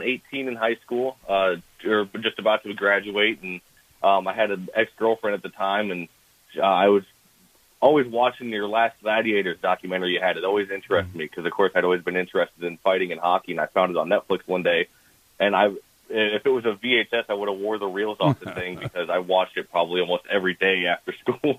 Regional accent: Midwest, United States; now in Florida, United States; growing up in the Midwest.

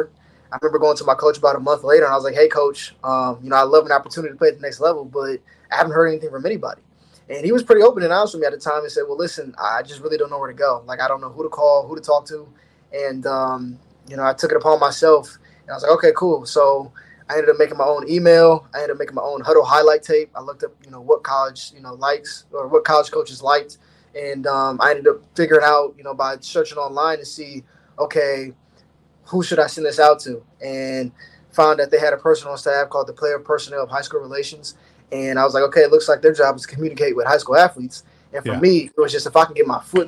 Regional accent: Ohio, United States; growing up in Ohio, there's one school you want to go to.

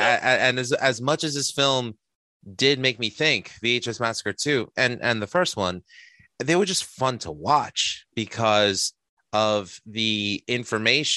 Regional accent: New York City, New York, United States; my time growing up in Astoria as the best freaking time that I could have ever had

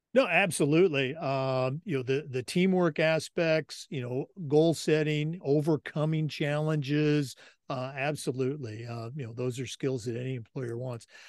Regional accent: Oregon, United States; I grew up in Oregon

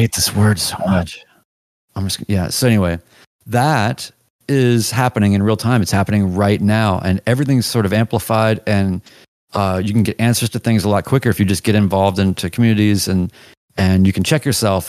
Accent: the South, United States; As much as I'm Southern and of the South

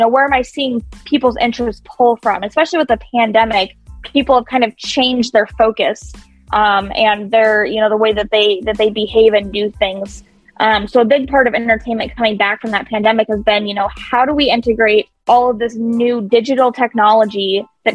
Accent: Kansas City, United States; now in Des Moines, United States; I grew up in Kansas City. I'm actually not originally from Iowa

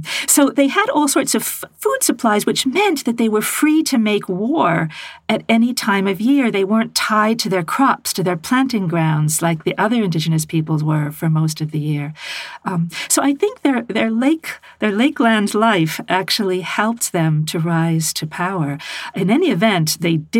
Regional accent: United States; as an American woman

